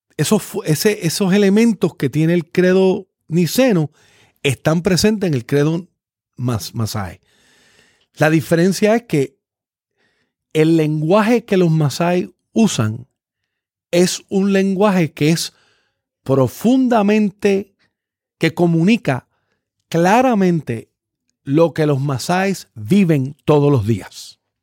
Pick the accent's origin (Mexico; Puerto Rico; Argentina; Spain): Puerto Rico; Yo siendo puertorriqueño